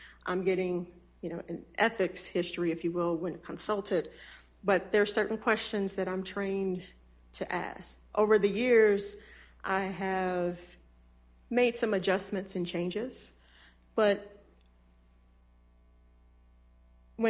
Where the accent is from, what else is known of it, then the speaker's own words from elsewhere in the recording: Natchez, Mississippi, United States; I was born in Mississippi in the oldest city along the Mississippi River